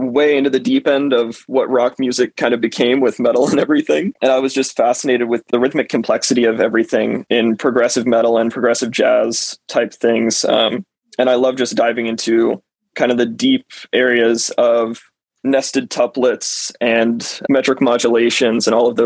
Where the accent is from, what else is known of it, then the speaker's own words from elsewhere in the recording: South Georgia, United States; I'm from South Georgia